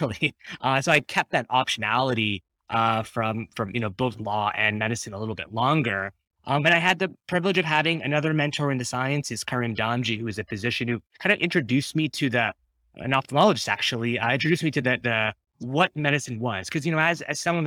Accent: Ottawa, Ontario, Canada; I grew up in Ottawa

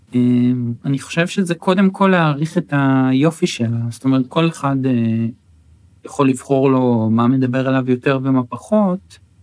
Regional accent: Acre, Northern District, Israel; first language Hebrew; also born or lived in Netanya; אז אני גדלתי בעכו, אחר, אחר כך בנתניה, זאת אומרת עד גיל 13 אה, בעצם אה, גדלתי בעכו

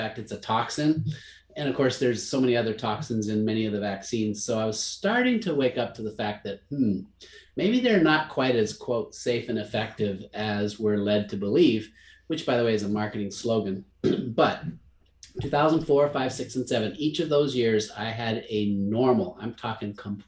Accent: Zimbabwe; I grew up in Africa, kid of a missionary family in Rhodesia, what's now Zimbabwe.

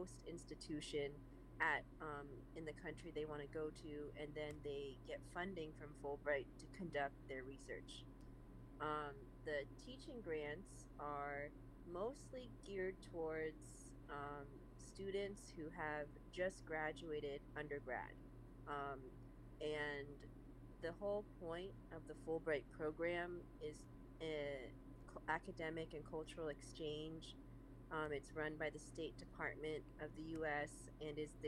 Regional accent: San Francisco, California, United States; also born or lived in Changsha, Hunan, China; now in Los Angeles, United States; I originally grew up in San Francisco, California

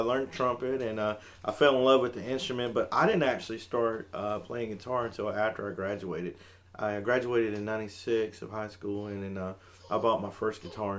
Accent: Aberdeen, Scotland, United Kingdom; Aberdeen being my hometown, and I hardly get a chance to even go there anymore because I'm so busy

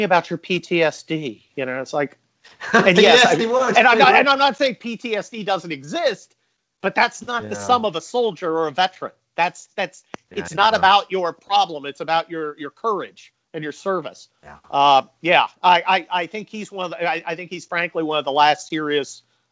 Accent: San Mateo, California, United States; I grew up in San Mateo, which is about 20 miles south of San Francisco.

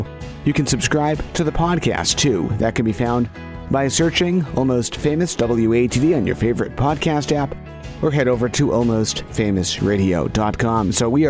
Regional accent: Holbrook, Massachusetts, United States; Well, I'm from Holbrook, but I'm right next door

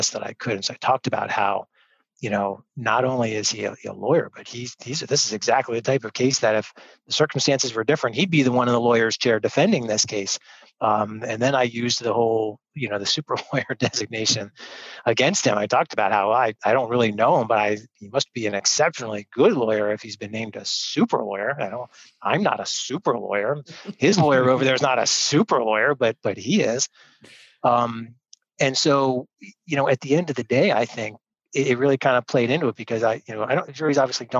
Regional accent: York, Pennsylvania, United States; I grew up here in York.

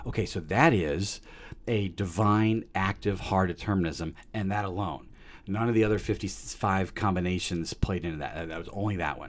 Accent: Peoria, Illinois, United States; I was born in Peoria, Illinois, December seventh, nineteen seventy-two

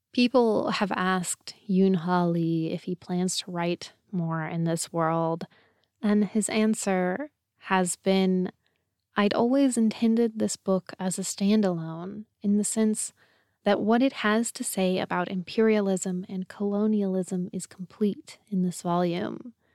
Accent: United States; I'm an American

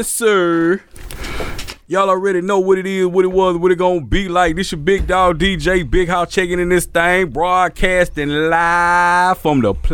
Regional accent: Purvis, Mississippi, United States; also born or lived in Natchez, Mississippi / Oak Grove; I was born in Natchez. That was my people from. Okay, but Purvis is where I grew up

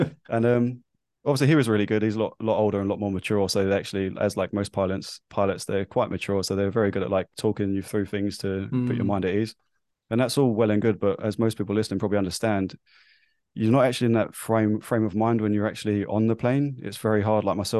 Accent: London, United Kingdom; now in New Zealand; I am obviously from London. I now live in New Zealand. So my accent, as you can tell, might be slightly skew-iff.

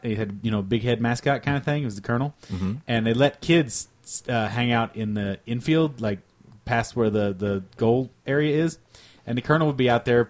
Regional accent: Richmond, Kentucky, United States; moved away; Eastern Kentucky University in my hometown.

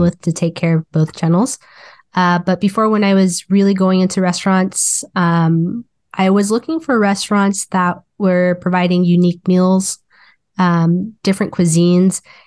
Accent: Wichita, Kansas, United States; moved away as an adult; now in Kansas City, Missouri, United States; I was born and raised in Wichita, Kansas

